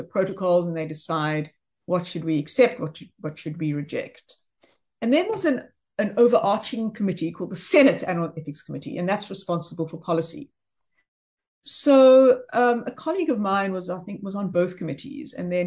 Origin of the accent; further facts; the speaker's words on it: South Africa; also born or lived in Johannesburg, South Africa / New Jersey, United States; now in Cape Town, South Africa; I am South African